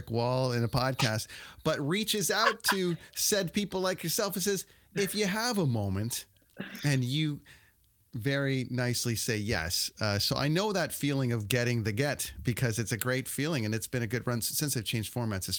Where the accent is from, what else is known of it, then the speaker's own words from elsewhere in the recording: Ontario, Canada; I grew up in Ontario